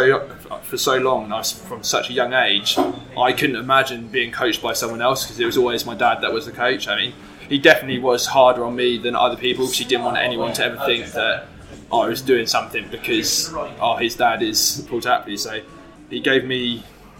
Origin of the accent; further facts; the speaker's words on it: Newmarket, East of England, United Kingdom; I grew up in Newmarket